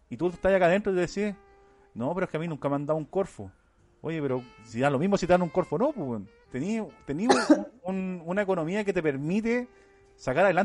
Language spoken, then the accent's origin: Spanish; Iquique, Tarapacá, Chile; Ya cuando entro en confianza digo que soy de Iquique, ¿cachai? Quiqueña de corazón